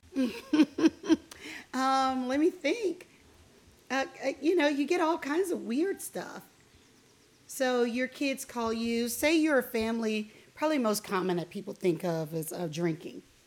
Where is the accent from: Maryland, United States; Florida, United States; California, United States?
Florida, United States; Miami; moved away; I was raised in Miami, Florida